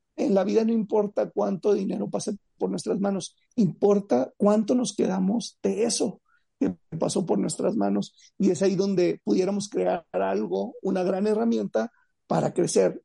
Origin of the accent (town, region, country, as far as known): Mexico